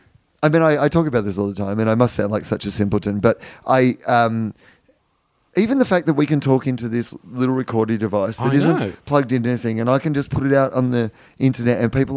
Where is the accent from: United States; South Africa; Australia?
Australia